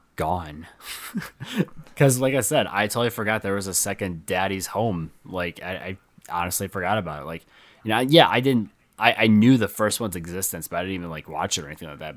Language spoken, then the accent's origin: English; near Flint, Michigan, United States; in Flint, Michigan, and, you know, that was close to my hometown